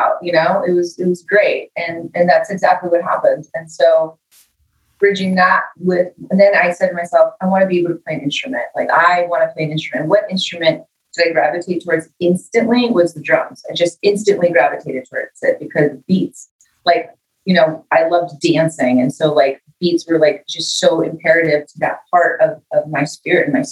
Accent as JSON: {"language": "English", "town": "Los Angeles", "region": "California", "country": "United States", "tie": "born or raised there", "said": "I grew up in East LA, you know, was kind of a rough neighborhood that I grew up"}